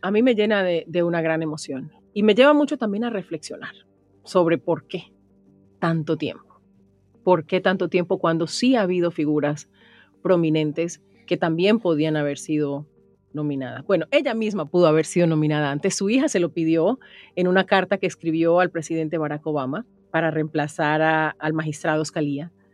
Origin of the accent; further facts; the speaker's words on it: Chocó, Colombia; periodista colombiana, chocuana